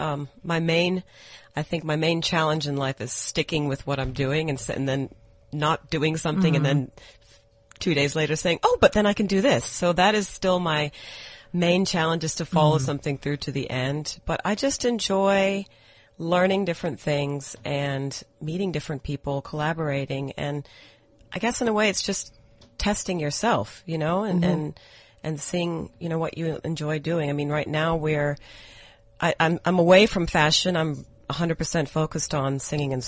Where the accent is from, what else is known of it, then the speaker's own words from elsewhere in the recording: Atlanta, Georgia, United States; moved away as an adult; now in South Africa; I was actually born and raised in America. I grew up in Atlanta, Georgia.